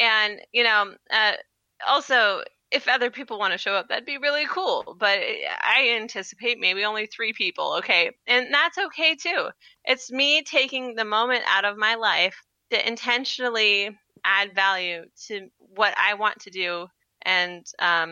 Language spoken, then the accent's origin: English; Washington, United States; moved away; my hometown is Washington State.